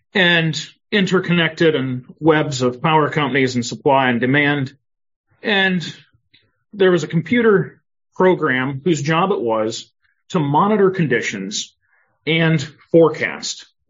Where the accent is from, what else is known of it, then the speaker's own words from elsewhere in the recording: Northwest Ohio, United States; moved away as an adult; also born or lived in Rochester, Minnesota; now in Mountain View, United States; I uh, was born and raised in Northwest Ohio